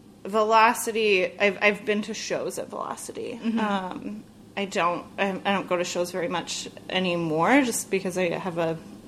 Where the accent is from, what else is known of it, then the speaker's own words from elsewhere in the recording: Vashon, Washington, United States; moved away as an adult; also born or lived in Savannah, Georgia / Vancouver, BC / Norfolk, Virginia; I grew up in Vashon, which is slightly outside of the city